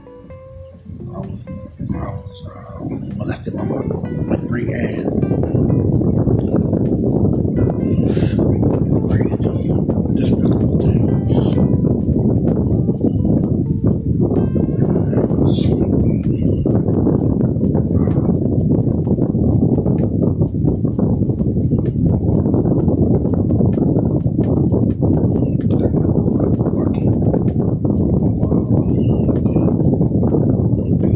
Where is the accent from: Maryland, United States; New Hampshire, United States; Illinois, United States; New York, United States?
Maryland, United States; Baltimore; I grew up in Baltimore City, Birdland